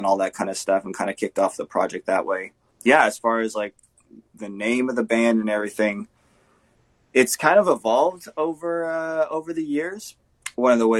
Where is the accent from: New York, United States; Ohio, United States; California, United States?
California, United States; also born or lived in Canada; now in Manitoba, Canada; I grew up in California, actually, with my family. In 2010, we moved to Canada